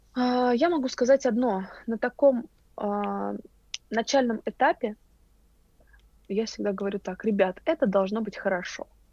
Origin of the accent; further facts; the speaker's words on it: Moscow, Russia; мы, москвичи